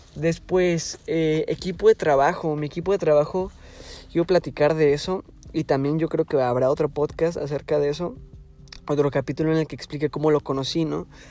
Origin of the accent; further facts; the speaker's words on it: Tijuana, Baja California, Mexico; Yo soy aquí de Tijuana, ciudad de Tijuana de Baja California, México